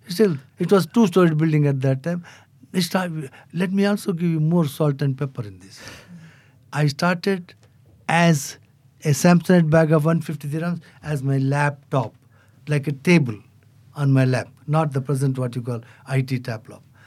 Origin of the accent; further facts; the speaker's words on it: India; now in Abu Dhabi, United Arab Emirates; as an Indian, I can't have two passports.